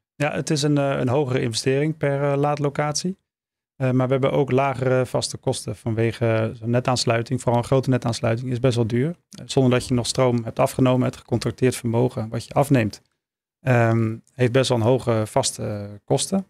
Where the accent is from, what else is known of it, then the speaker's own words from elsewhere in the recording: Maastricht, Limburg, Netherlands; liefst in regio Maastricht, waar ik vandaan kom